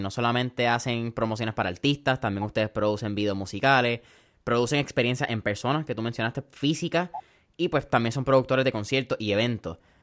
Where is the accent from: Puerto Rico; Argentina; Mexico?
Puerto Rico